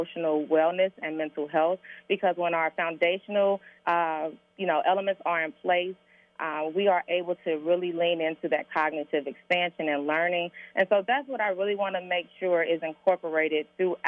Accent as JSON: {"language": "English", "town": "Cincinnati", "region": "Ohio", "country": "United States", "tie": "born or raised there", "said": "I am a product of Cincinnati Public Schools. I graduated from Hughes High School"}